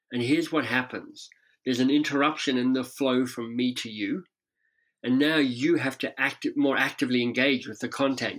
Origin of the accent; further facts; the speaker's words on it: Canberra, Australian Capital Territory, Australia; moved away as an adult; also born or lived in England / United States; now in Toronto, Canada; I grew up in Canberra, so the much maligned national capital down there.